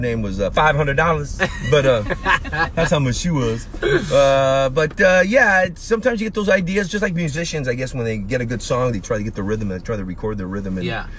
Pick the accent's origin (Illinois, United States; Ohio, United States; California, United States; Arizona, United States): Arizona, United States; Tucson; now in Los Angeles, United States; My hometown's Tucson, Arizona.